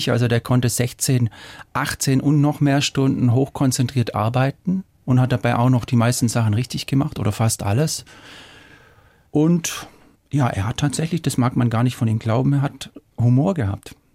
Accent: Baden-Württemberg, Germany; ich komme ja aus Schwaben und da gibt es so einen Satz

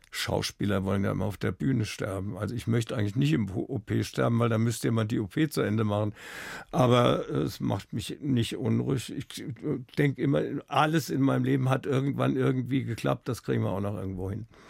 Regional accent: Wiesbaden, Hesse, Germany; born or raised there; now in Munich, Germany

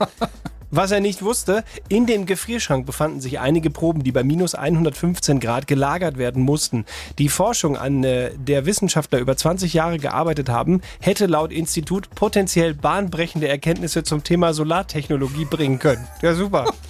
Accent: Bavaria, Germany; bei uns in Bayern

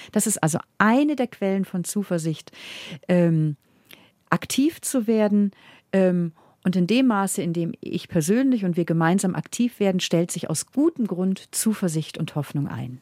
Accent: Northern Germany, Germany; also born or lived in Munich, Germany; now in Vienna, Austria; Und ich als Norddeutsche habe aber, als ich hier auch gelebt habe in Bayern

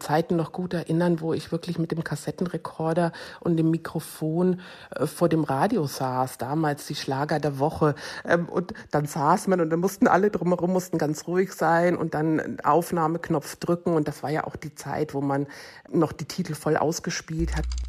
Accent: Bavaria, Germany; Ich bin ja in Bayern ähm, geboren und aufgewachsen

